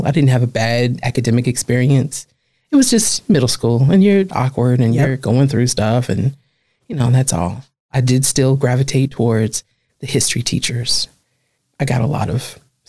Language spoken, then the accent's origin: English; Omaha, Nebraska, United States; I was born in Omaha, Nebraska in 1972